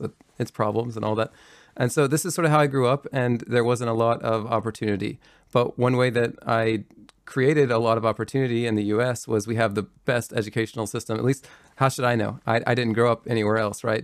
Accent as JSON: {"language": "English", "region": "Kentucky", "country": "United States", "tie": "born or raised there", "moved": "yes", "said": "I'm from rural Kentucky. Uh, I grew up in Kentucky"}